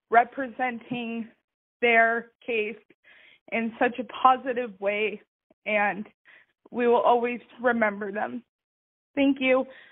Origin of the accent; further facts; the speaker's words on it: Duncan, British Columbia, Canada; now in Cold Lake, Canada; I'm calling from Cold Lake, Alberta. I'm originally from Duncan, Vancouver Island.